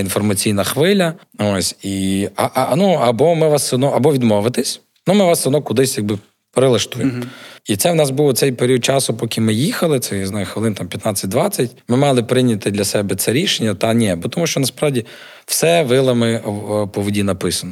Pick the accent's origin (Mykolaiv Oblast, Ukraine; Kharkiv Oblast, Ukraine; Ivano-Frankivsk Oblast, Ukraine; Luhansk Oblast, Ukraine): Ivano-Frankivsk Oblast, Ukraine; Ivano-Frankivsk; now in Lviv, Ukraine; я родом з Івано-Франківська